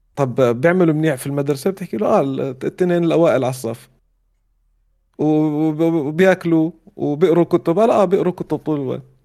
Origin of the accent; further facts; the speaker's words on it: Amman, Amman Governorate, Jordan; moved away as an adult; also born or lived in Riyadh; بيتنا في عمان زي كانه متحف متحف طفولتي